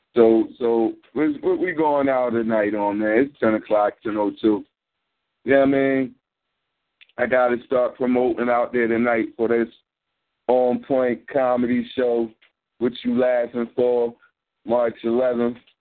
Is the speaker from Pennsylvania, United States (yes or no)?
yes; Philadelphia, Pennsylvania, United States; I'm from North, but I would go up Mount Airy and West Philly